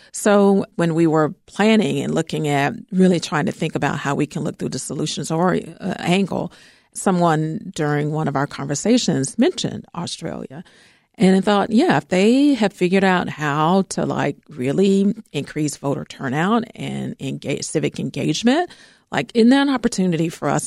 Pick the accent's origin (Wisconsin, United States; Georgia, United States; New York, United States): Georgia, United States; now in Chicago, United States; I'm from Georgia